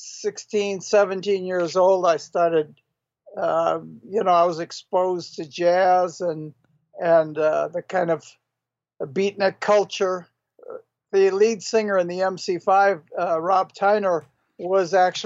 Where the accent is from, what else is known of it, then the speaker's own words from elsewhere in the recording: Detroit, Michigan, United States; being a white kid growing up in Detroit